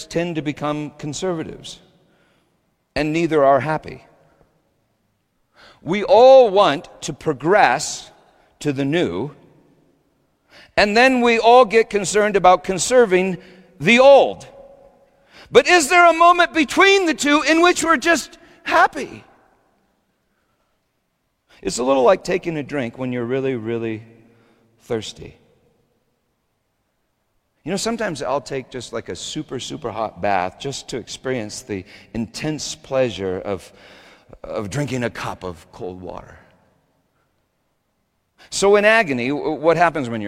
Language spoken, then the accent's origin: English; Littleton, United States; Sometimes I drive by the house where I grew up in Littleton. It's not that far from me